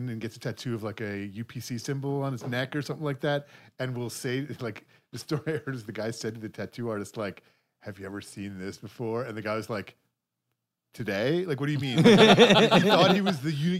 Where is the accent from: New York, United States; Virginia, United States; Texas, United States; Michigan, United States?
New York, United States; moved away; I grew up in New York State